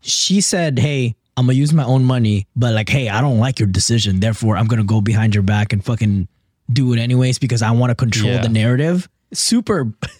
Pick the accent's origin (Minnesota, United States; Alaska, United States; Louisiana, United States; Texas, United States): Texas, United States; Dallas; The John. Pretentious side of Texas.